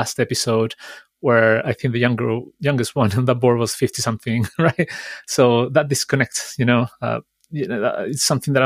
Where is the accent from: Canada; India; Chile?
Chile; I am from Chile, and even further so, some of my family was affected by these fires